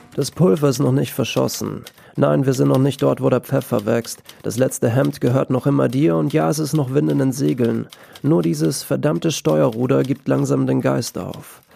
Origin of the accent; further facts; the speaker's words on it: Austria; ich bin aus Österreich